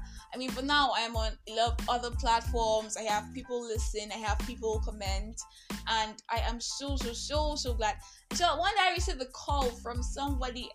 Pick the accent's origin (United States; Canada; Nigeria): Nigeria; I am that Nigerian Christian talkaholic